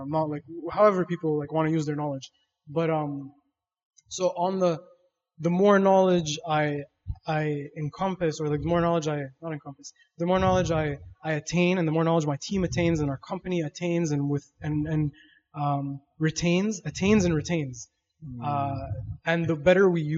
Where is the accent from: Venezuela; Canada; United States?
Canada; Toronto, Ontario; I was born in West End, Toronto West End, Kipling area. And then I moved shortly after